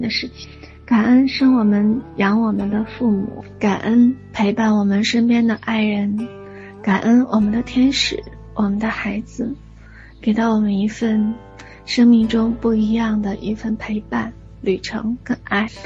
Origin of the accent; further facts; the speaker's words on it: China; 作为一个中国人，真的很幸福，也很幸运，生在华夏之家